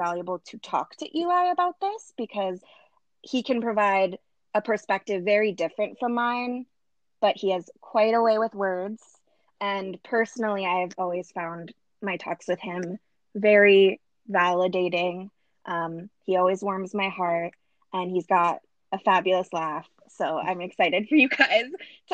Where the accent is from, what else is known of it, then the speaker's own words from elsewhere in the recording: Southern California, United States; We grew up together in Southern California